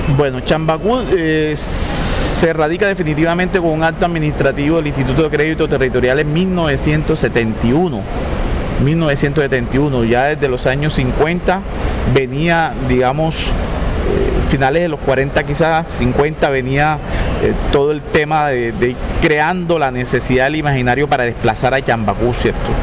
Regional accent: Cartagena, Bolívar, Colombia; Yo nací en Santa Rita. Yo nací a finales de los 60

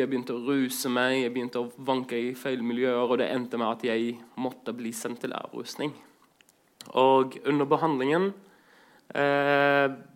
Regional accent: Greece; also born or lived in Southern Norway / Iraq; now in Norway; vokst opp i Hellas

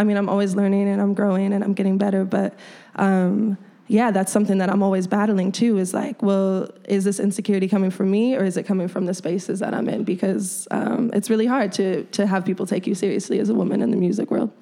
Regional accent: Chicago, Illinois, United States; this is my home. This is my hometown

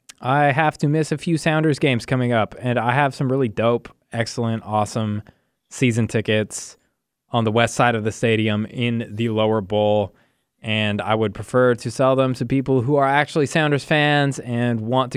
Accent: United Kingdom; I'm also British, I should say, just apparently not as much as them.

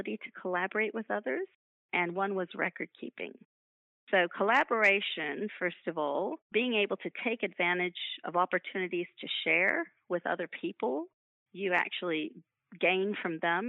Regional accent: United States; moved away as an adult; now in Queensland, Australia; my accent. I come from the United States originally

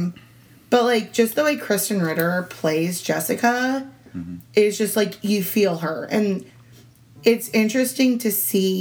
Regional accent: Florida, United States; also born or lived in Indiana; I'm from Florida, and I promise you none of the houses in my area look like that. And I'm from a nice part of Florida

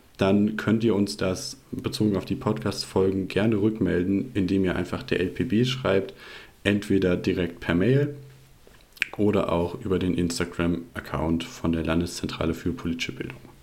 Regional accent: Rhineland-Palatinate, Germany; moved away as an adult; also born or lived in Baden-Württemberg; ich bin aufgewachsen in Rheinland-Pfalz und bin da auch zur Schule gegangen.

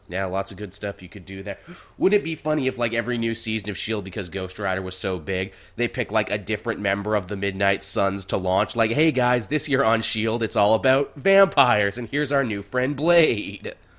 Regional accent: Canada; as a Canadian

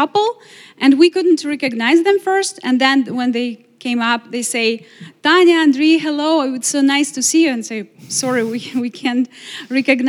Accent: Ukraine; English is a second language; moved away as an adult; now in Glastonbury, United States; we are the family from Ukraine and we need a place to live

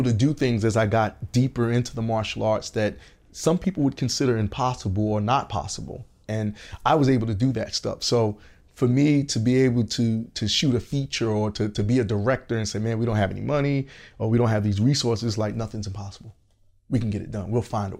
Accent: Georgia, United States; now in Los Angeles, United States; I came from Atlanta, Augusta, GA. And I had lived there for years.

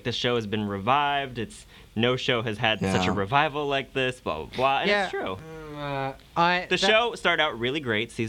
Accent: United States; I'm an American.

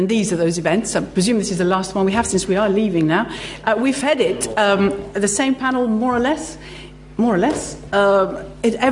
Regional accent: Greece; moved away; I'm actually Greek

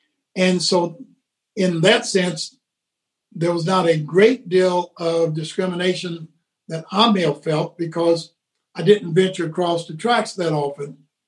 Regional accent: Horse Cave, Kentucky, United States; I grew up in the Henrytown section of Horse Cave, and that was what we may call across the tracks, on the other side of the tracks. I attended the Horse Cave Colored School through the fourth grade

